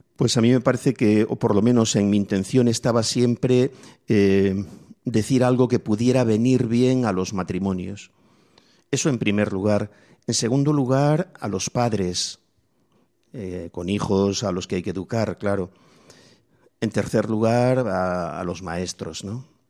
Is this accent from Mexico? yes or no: no; Spain; a mí me tocó vivir en mi infancia en la España pobre.